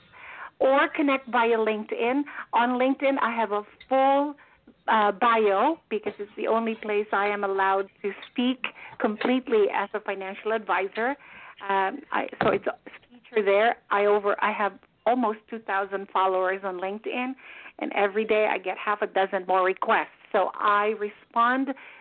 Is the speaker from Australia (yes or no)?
no; Philippines; moved away as an adult; also born or lived in Manila; I am a Filipina. I came here after a wonderful career in Manila.